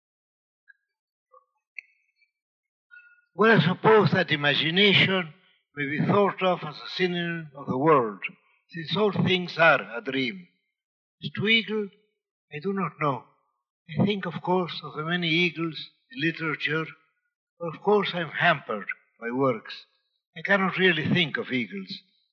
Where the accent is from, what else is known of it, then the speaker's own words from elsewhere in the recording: Buenos Aires, Argentina; English is a second language; moved away; I feel homesick for Buenos Aires, my hometown